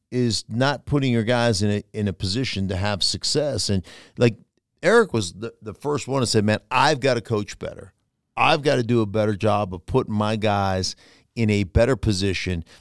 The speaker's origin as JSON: {"language": "English", "region": "Northeast", "country": "United States", "tie": "born or raised there", "said": "growing up in the Northeast, Boston down to New York"}